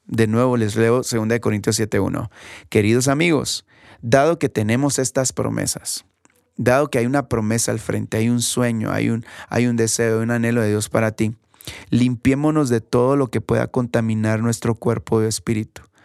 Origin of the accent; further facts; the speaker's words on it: Guatemala; aquí en mi país, aquí en Guatemala